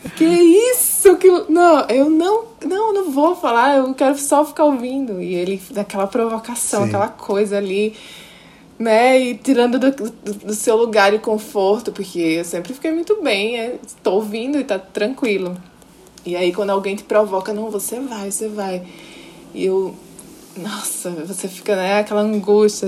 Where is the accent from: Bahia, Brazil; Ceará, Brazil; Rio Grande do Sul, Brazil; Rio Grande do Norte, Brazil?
Rio Grande do Norte, Brazil; Natal; eu sou potiguar, nasci, me criei em Natal